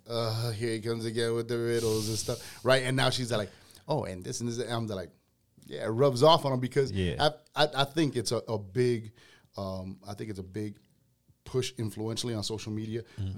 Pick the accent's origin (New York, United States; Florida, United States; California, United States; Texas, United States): Florida, United States; Miami; I grew up in Little Havana